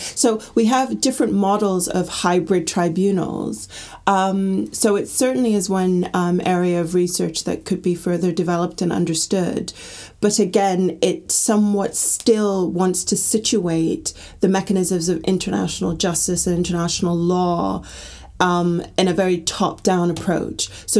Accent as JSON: {"language": "English", "country": "Gambia", "also_born_or_lived": "Middle East", "said": "so I'm from the Gambia, and I was brought up in the Middle East"}